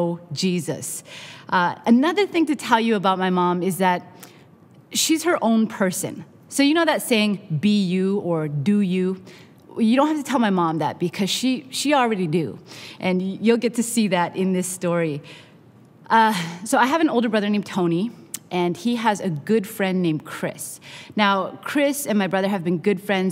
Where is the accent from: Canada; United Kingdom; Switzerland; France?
Canada; now in Long Beach, United States; I am Canadian by birth, Korean by heritage, Mexican by marriage, and American by immigration